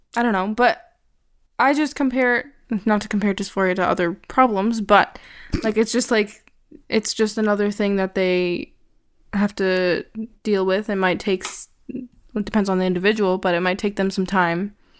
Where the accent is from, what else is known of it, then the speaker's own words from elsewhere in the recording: Canada; I grew up in Canada. Well, I was born here also, and I've lived here basically my whole entire life.